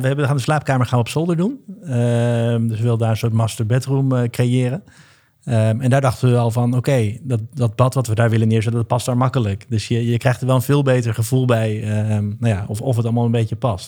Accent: Hilversum, North Holland, Netherlands; now in Amsterdam, Netherlands; geboren in Hilversum en woon nu in Amsterdam met Lisa samen

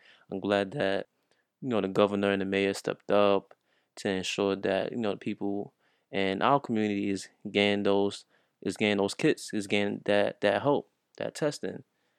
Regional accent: New York, United States; But since I'm from New York, I wanted to share my perspective.

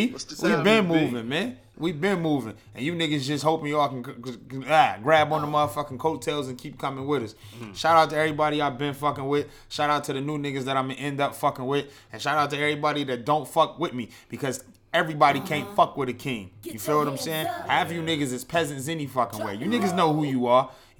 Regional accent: Detroit, Michigan, United States; I'm from Motown, home of the Blind Pig, the only U.S. city that's actually north of Canada.

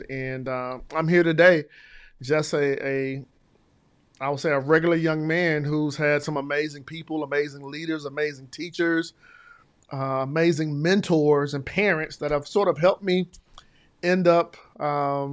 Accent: Decatur, Georgia, United States; I grew up here in the Atlanta area with the school at Southwest DeKalb in Decatur, Georgia.

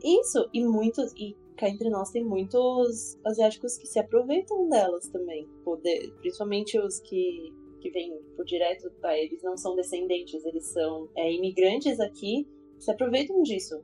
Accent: Brazil; eu era a única brasileira

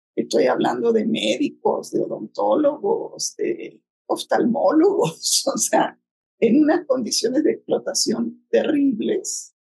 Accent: Chile; moved away as an adult; now in Mexico; yo crecí en Chile, para alguien que viene del cono sur de América Latina

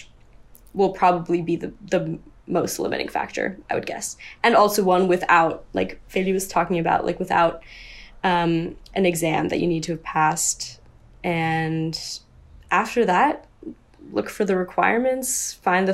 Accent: United States; moved away as an adult; now in Germany; as an American

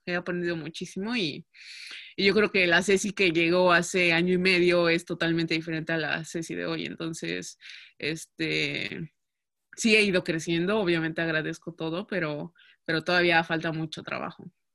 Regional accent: Mexico; first language Spanish; moved away as an adult; now in Netherlands; sí soy la única mexicana, la única eh, latina que habla español en el equipo

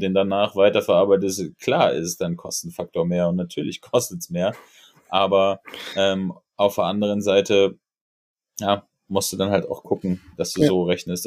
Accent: Berlin, Germany; ich bin Berliner

